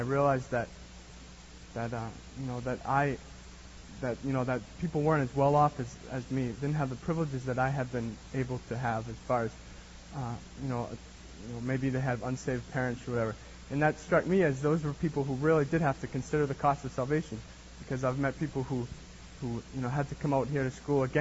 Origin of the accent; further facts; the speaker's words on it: Boston, Massachusetts, United States; moved away as an adult; now in California, United States; I'm from Massachusetts, Boston, Massachusetts, great place